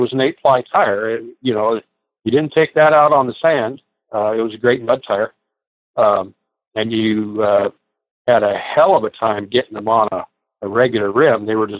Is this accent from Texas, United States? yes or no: no; Los Angeles, California, United States; I was born in Los Angeles. In fact, I was born in East Los Angeles.